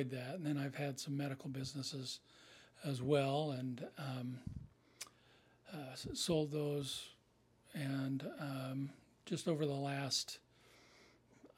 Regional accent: Salt Lake City, Utah, United States; I grew up on Capitol Hill and went to West High

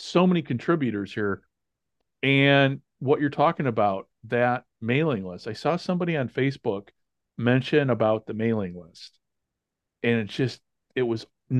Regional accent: Chicago, Illinois, United States; I'm from Chicago, so we had the Chicago Steel

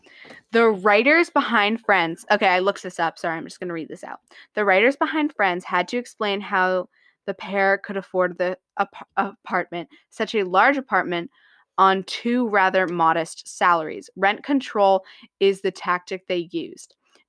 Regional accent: New York City, New York, United States; we're both from New York City.

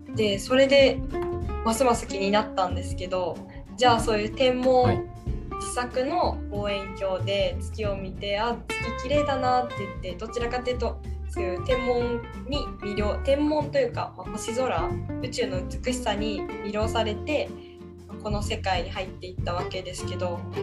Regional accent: Takasaki, Gunma, Japan; 私の地元のである群馬県

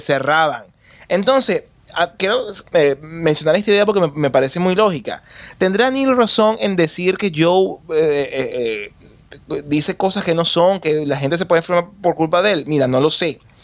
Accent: Venezuela; mi país

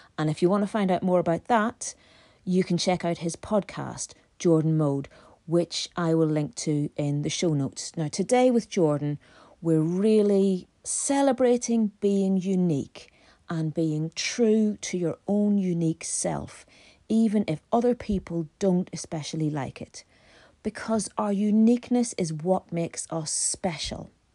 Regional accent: Belfast, Northern Ireland, United Kingdom; When I was a teenager growing up in Belfast

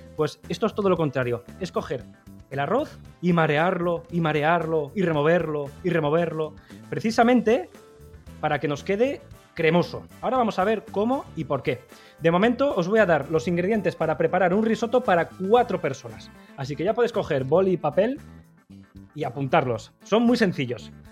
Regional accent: Basque Country, Spain; yo que soy vasco

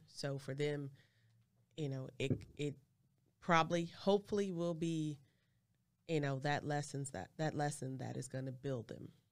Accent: California, United States; I'm from Cali

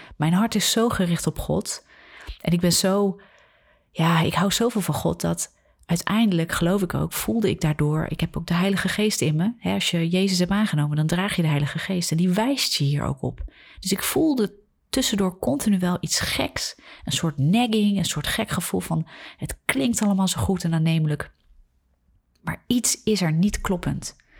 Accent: Netherlands; We zijn als Nederlanders heel nuchter, heel redenerend

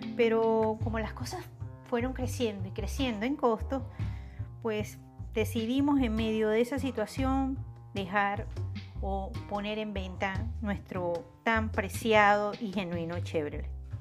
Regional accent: Venezuela; Así somos los venezolanos

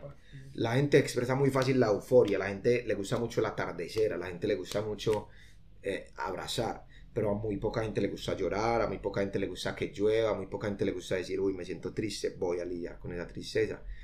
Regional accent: Colombia; nosotros somos de Colombia

